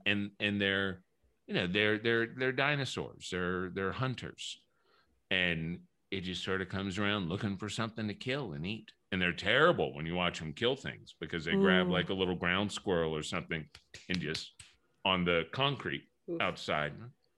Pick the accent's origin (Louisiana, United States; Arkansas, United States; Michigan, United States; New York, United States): Louisiana, United States; New Orleans; I grew up in New Orleans, mm-hmm. where everything's old and everything's haunted.